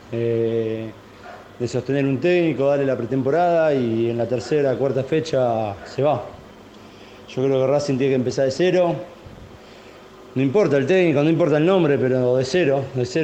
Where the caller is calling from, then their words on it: Buenos Aires, Argentina; de Belgrano.